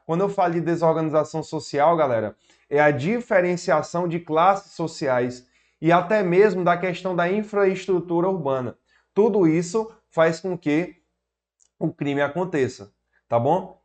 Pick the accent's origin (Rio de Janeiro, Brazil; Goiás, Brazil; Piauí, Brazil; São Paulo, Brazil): Piauí, Brazil; Sou do Piauí, professor para concursos públicos há basicamente sete anos